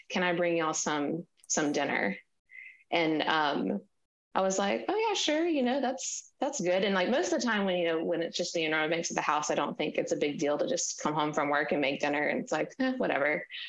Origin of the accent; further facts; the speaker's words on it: Mississippi, United States; also born or lived in Washington, D.C.; now in Maryland, United States; we're from Mississippi, so our family's not close